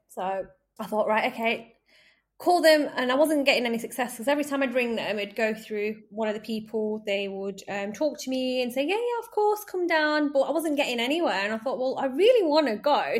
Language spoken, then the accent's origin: English; Manchester, North West England, United Kingdom; moved away as an adult; also born or lived in Wolverhampton; I'm originally from Manchester. That was where I was born and brought up